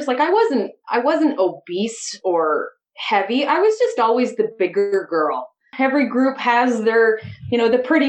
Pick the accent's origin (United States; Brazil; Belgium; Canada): Canada; Trenton, Ontario; also born or lived in Napanee, Ontario / western Canada; I was born in Napanee, moved to Trenton when I was 7